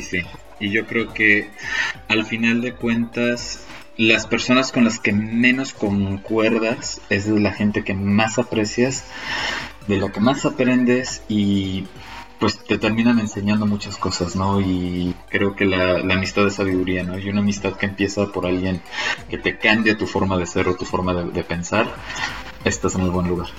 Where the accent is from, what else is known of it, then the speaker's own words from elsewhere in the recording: Cancún, Quintana Roo, Mexico; moved away as an adult; now in Medellín, Colombia; En el hermosísimo Cancún, Quintana Roo, en el Caribe mexicano